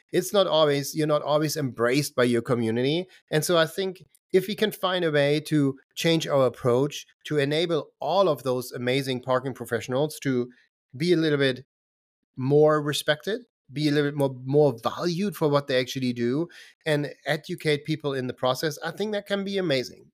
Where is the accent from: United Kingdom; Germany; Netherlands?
Germany; moved away as an adult; also born or lived in Boston, Massachusetts / Lowell, Massachusetts; I grew up in Germany